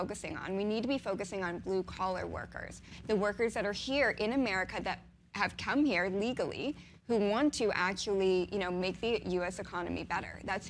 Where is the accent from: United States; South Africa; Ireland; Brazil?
United States; Pittsburgh, Pennsylvania; moved away; also born or lived in New York; I'm originally from Pittsburgh.